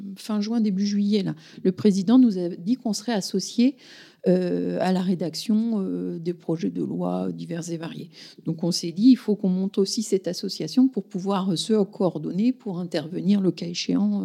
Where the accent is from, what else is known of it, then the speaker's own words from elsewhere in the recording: Paris region, Île-de-France, France; moved away as an adult; also born or lived in Versailles / Yvelines / Dreux / Saint-Nazaire; now in Souvigné-sur-Sarthe, France; je suis originaire de la région parisienne